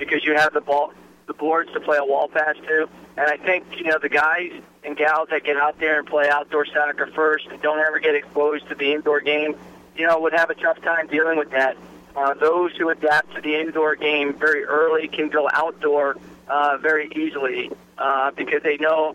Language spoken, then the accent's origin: English; New Jersey, United States; I grew up Presbyterian in New Jersey